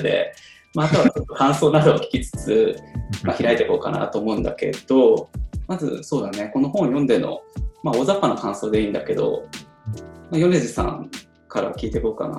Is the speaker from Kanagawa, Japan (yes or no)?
no; Tokorozawa, Saitama, Japan; 自分、所沢出身でで、今は小手差しから2つ離れたあの武蔵藤沢駅っていうところに住んでるので